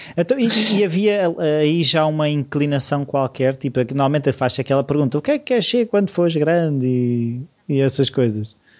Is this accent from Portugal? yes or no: yes; Portugal; eu sou português e estou em Portugal